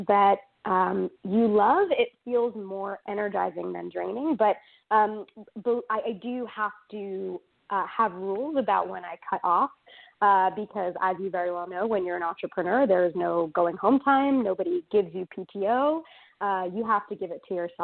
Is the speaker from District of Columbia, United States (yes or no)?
no; New York, United States; moved away as an adult; also born or lived in Durham, North Carolina; now in North Carolina, United States; I am originally a New Yorker, though I like to say I successfully escaped New York, and now I am based in North Carolina